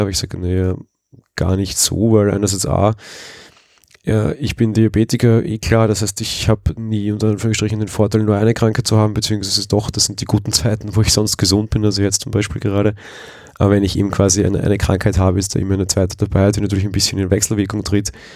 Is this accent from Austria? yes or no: yes; Vienna, Austria; Als Wiener und aus Wien kommend